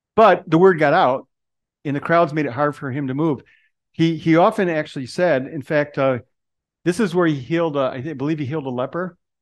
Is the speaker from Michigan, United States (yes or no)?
yes; Detroit, Michigan, United States; moved away; That's where I was born. I'm from Detroit originally.